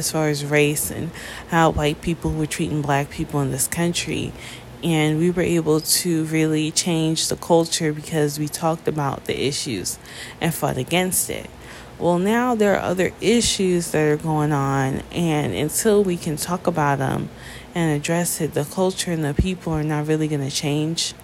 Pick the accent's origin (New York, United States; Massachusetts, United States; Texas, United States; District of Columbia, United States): New York, United States; I'm from New York